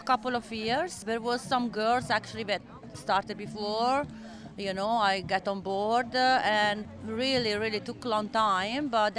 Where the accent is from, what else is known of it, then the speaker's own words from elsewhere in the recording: Australia; English is a second language; now in Byron Bay, Australia; I live in Byron Bay 15 years now, and I know my accent, it doesn't show, but I'm Australian.